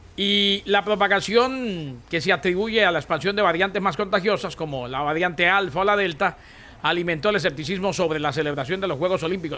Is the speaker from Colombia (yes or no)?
yes; Colombia; yo como colombiano